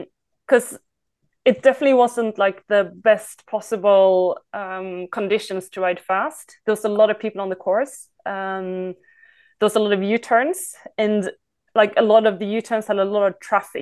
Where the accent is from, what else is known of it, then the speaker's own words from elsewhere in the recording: Sweden; I came from Sweden.